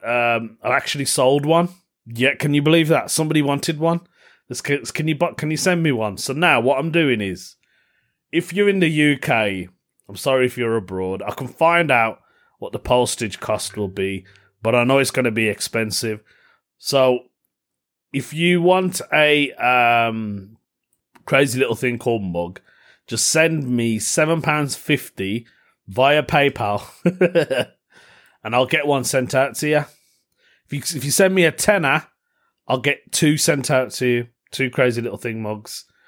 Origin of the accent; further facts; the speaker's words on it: Birmingham, West Midlands, United Kingdom; Birmingham, my hometown